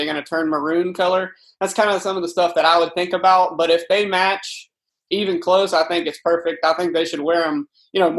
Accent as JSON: {"language": "English", "region": "Mississippi", "country": "United States", "said": "I'm from Mississippi"}